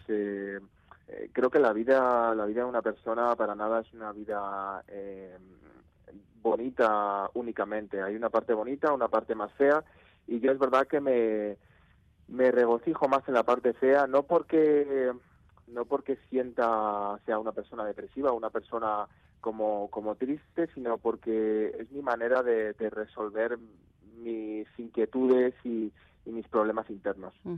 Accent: Navarre, Spain; en Pamplona, que yo soy de Navarra

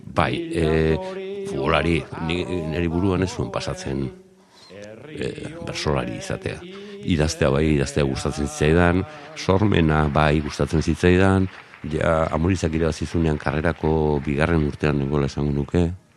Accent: Zarautz, Basque Country, Spain; Garoako kaletik, bai, lehen mamis taberna zegoenaren gainean jaiotako nauke

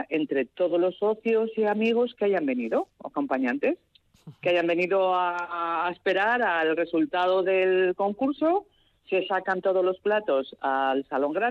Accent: Peralta, Navarre, Spain; De Peralta, de la Ribera.

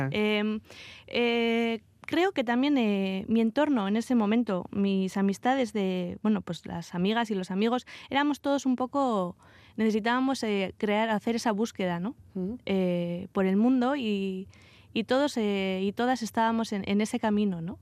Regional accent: Vitoria-Gasteiz, Basque Country, Spain; moved away as an adult; salí, salí de Vitoria eh, a los 18 años y hace poco regresé a, Álava

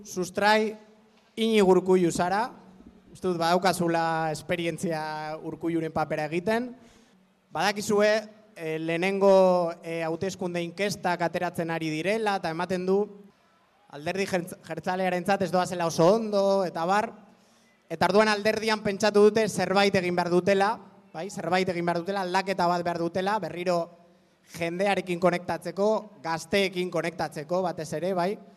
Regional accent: Bilbao, Basque Country, Spain; zorrotzakoa, zornotzakoa, ez, zorrotzakoa

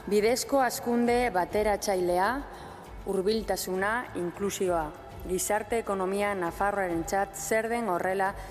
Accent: southern Chile, Chile; estamos haciendo un, tour con la oficina de turismo. Somos del sur de Chile, así que estamos acostumbrados a la lluvia y al frío.

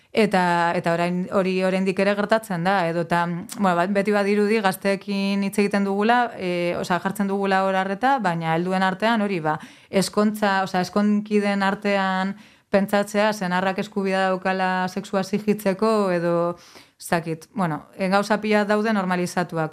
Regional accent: Getxo, Basque Country, Spain; also born or lived in Mungia; getxoan bizi nintzen eta giroa, bueno, getxo berangon, giroa oso erdalduna zen, eta gero mungira joan nintzenean

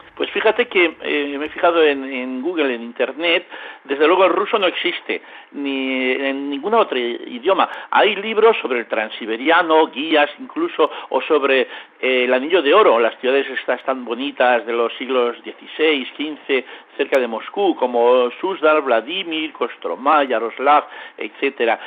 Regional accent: L'Hospitalet de Llobregat, Catalonia, Spain; also born or lived in Novosibirsk; mi pueblo, Hospitalet de Llobregat.

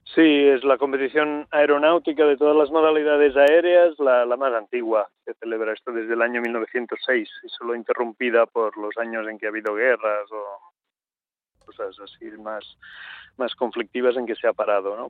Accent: Catalonia, Spain; yo soy catalán

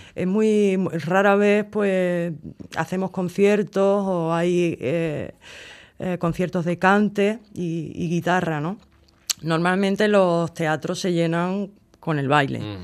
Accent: Cádiz, Andalusia, Spain; yo como soy de Cádiz

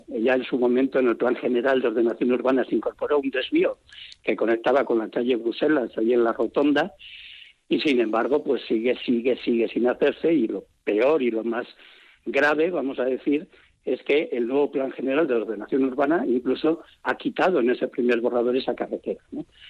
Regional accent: Vitoria-Gasteiz, Basque Country, Spain; moved away as an adult; now in Lorriaga, Spain; sí que soy de Vitoria

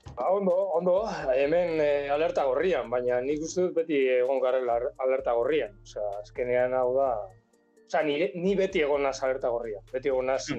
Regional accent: Pamplona, Navarre, Spain; gure gure herrian, esa iruña herrian

